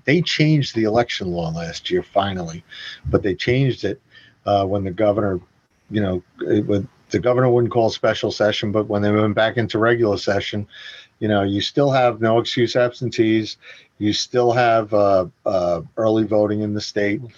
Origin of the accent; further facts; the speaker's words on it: New York, United States; I grew up in New York